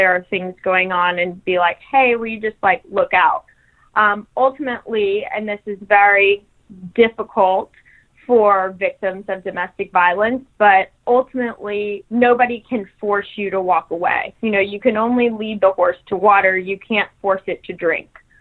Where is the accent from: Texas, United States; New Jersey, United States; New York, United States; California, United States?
Texas, United States; also born or lived in New Mexico; now in Louisiana, United States; So I have lived in Texas. I was born in Texas.